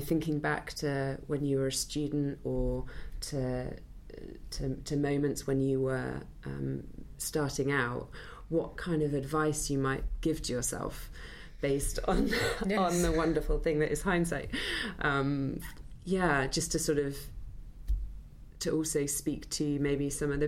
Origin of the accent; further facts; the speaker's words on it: Wales, United Kingdom; a house near where I grew up in Wales